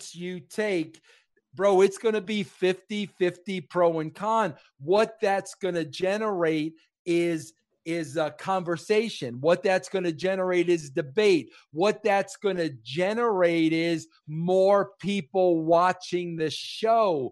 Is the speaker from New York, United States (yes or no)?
yes; New York, United States; As a New Yorker